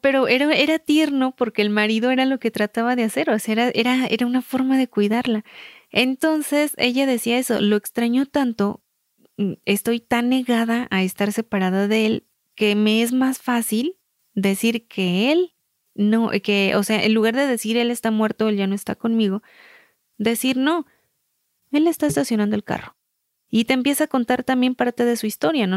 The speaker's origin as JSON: {"language": "Spanish", "region": "Michoacán", "country": "Mexico", "said": "somos michoacanas"}